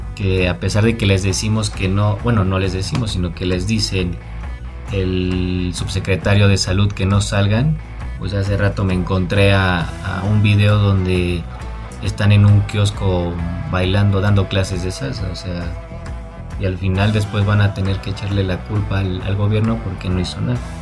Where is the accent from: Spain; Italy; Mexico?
Mexico; como buen mexicano